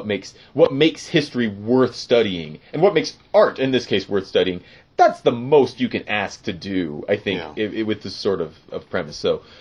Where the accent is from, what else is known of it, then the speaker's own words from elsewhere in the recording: United States; Van Gogh is how I pronounce it because I'm American.